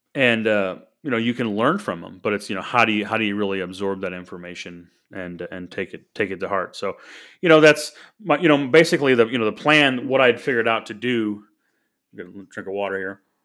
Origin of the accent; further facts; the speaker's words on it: St. Louis, Missouri, United States; I grew up in Saint Louis, Missouri. Was born there nineteen seventy-eight